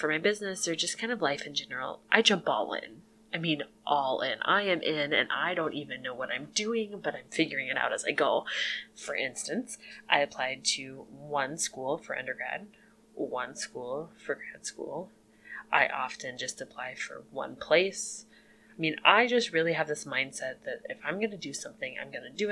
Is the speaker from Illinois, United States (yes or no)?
yes; Illinois, United States; moved away as an adult; now in Jamestown, United States; I'm originally from Illinois, but moved here with my husband